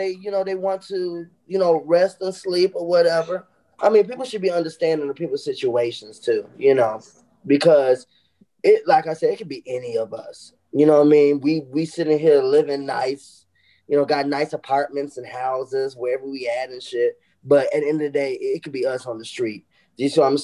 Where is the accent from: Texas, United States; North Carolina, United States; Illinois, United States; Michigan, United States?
Illinois, United States; Chicago; I'm from Chicago